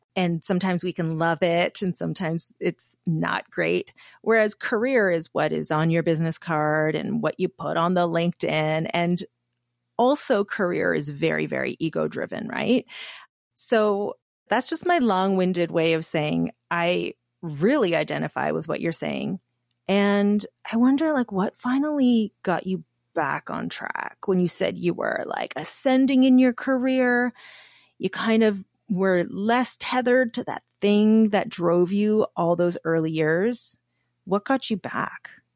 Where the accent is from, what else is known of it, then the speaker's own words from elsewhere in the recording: Canada; I'm Korean, so I'm an Asian woman, Canadian, and I grew up in an immigrant family